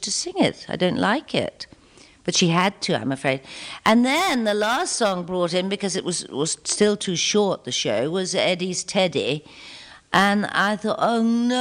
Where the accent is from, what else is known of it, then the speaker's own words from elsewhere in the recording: Belfast, Northern Ireland, United Kingdom; moved away; back home to Belfast, where I come from originally